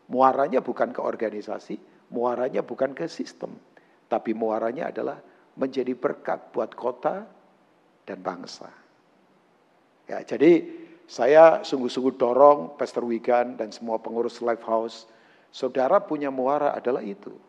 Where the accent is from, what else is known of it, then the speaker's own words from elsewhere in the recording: Tangerang, Banten, Indonesia; Jarang ngitung, karena saya orang Tangerang sih.